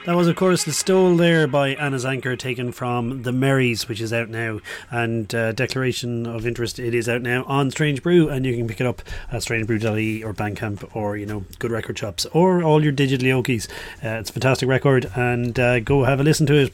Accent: Ireland; I'm Irish

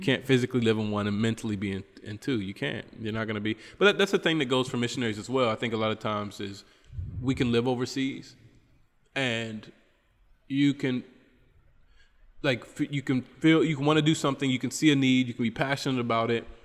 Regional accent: Charleston, West Virginia, United States; moved away as an adult; now in Trinidad and Tobago; I'm from Charleston, West Virginia, in my hometown.

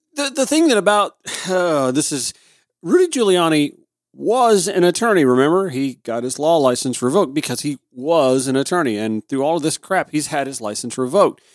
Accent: Augusta, Georgia, United States; moved away; also born or lived in South Carolina coast; my hometown, Augusta

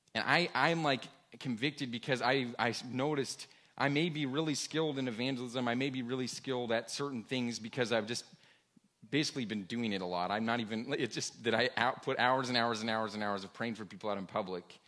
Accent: Washington, United States; I grew up in Washington State

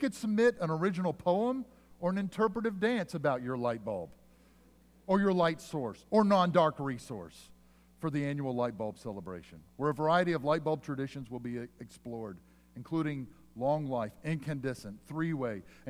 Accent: Pennsylvania, United States; where I grew up in Pennsylvania

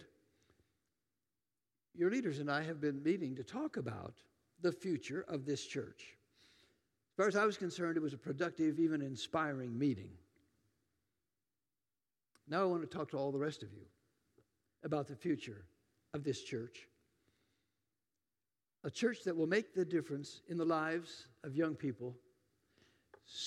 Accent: Tillamook, Oregon, United States; moved away; I'm from Tillamook, Oregon. Anybody know about Tillamook cheese? That's my hometown.

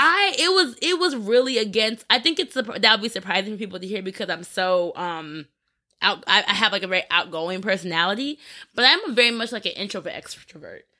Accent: New Jersey, United States; also born or lived in Greensboro, North Carolina; now in New York, United States; I was in Greensboro and I was like, North Carolina, but I'm from Jersey. So coming back up here, it bring me closer to home.

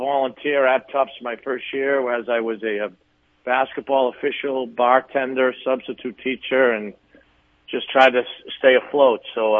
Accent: Boston, Massachusetts, United States; I did. I was a big hockey player growing up. Obviously, Boston's a heavy hockey area.

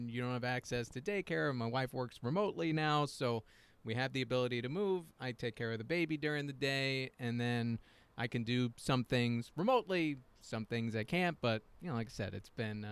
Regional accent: East Islip, New York, United States; now in Queens, United States; I grew up in Suffolk County. I grew up, you know, in East Islip

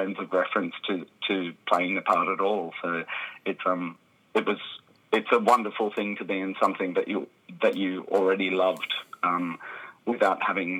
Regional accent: Australia; moved away as an adult; also born or lived in London; I'm a performer from Australia

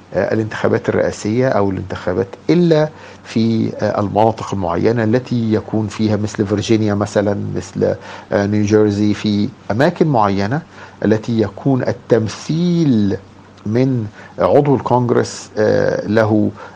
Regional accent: Egypt; moved away as an adult; also born or lived in New York; now in United States; انا مصري

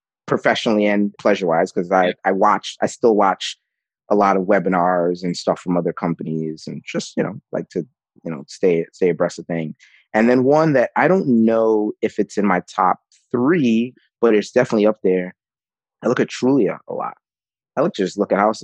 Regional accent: New York City, New York, United States; I grew up with in the Bronx

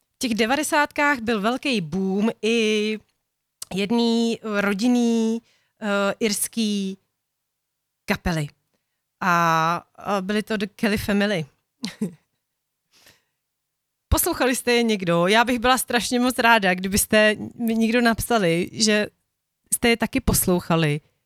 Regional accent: Bohemia, Czechia; u nás v Čechách

